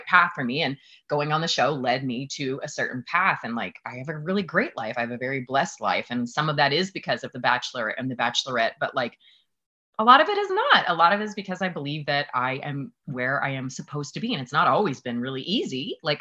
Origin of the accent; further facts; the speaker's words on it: Newnan, Georgia, United States; just south of Atlanta. I was from Newnan, Georgia. It's a small town outside